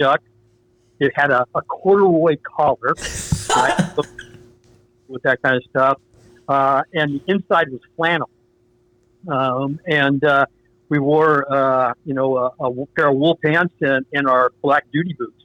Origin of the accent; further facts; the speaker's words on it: Marin, California, United States; I grew up down in Marin.